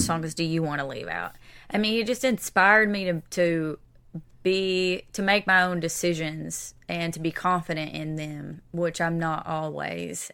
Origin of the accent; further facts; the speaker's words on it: East Kentucky, United States; now in Nashville, United States; I am from East Kentucky